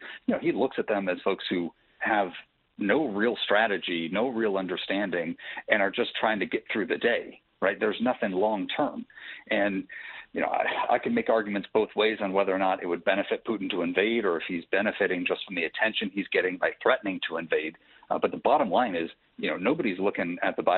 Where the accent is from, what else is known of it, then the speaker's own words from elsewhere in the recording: Michigan, United States; I'm from Michigan.